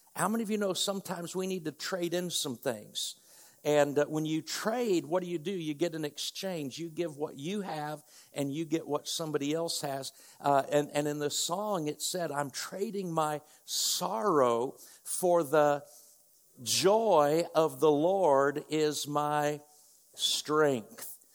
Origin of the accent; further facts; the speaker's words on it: north central Indiana, United States; moved away as an adult; now in Oklahoma, United States; we grew up in north central Indiana